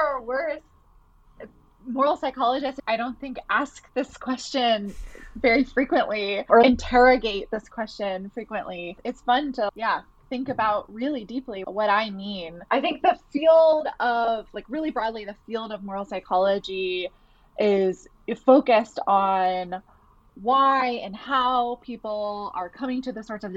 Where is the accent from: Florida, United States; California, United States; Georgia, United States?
Georgia, United States; Atlanta; moved away as an adult; also born or lived in New York City; now in Boston, United States; I'm originally from Atlanta, Georgia, and I moved to New York City for grad school